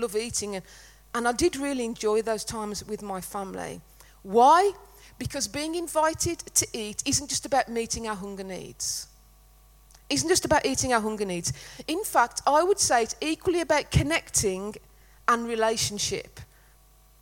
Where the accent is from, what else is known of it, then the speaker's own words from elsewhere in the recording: Netherton, West Midlands, United Kingdom; we're from the Black Country, not dinner. It was tea in Netherton.